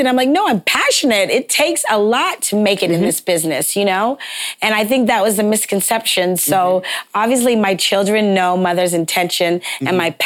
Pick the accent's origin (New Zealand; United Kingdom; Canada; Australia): Canada; Toronto, Ontario; moved away as an adult; also born or lived in New York; I'm from Toronto, Canada. So I saw Alvin Ailey at a very young age at the O'Keeffe Center.